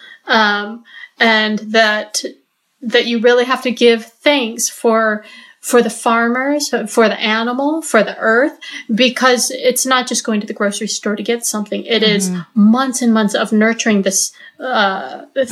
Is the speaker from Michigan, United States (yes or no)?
yes; Michigan, United States; I grew up in Michigan on a gentleman's farm